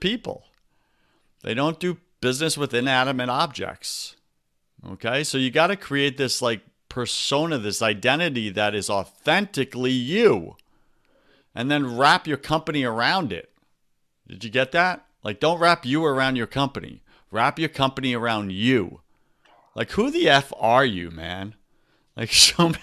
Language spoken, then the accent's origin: English; New York, United States; now in Tampa, United States; I grew up in New York